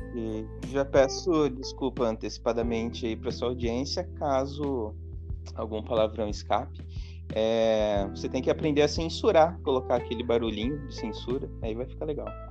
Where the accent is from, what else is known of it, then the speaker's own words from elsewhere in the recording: Hortolândia, São Paulo, Brazil; eu morei em dois bairros em Hortolândia